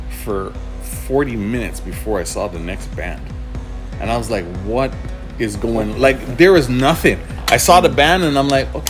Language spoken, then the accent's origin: English; Antigua & Barbuda; moved away; back in Antigua, I'm from Antigua